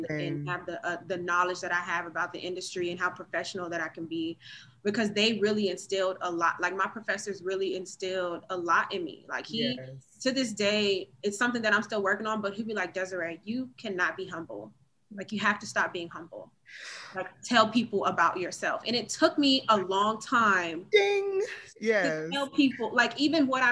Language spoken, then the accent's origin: English; Virginia Beach, Virginia, United States; moved away as an adult; also born or lived in Baltimore / Alexandria, Virginia; now in Georgia, United States; I am from, originally from Georgia, but I grew up in the Virginia Beach area